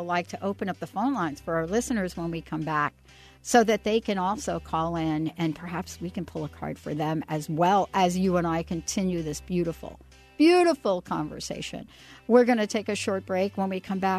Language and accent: English; New York, United States; also born or lived in New Jersey; now in Seattle, United States; growing up in the Bronx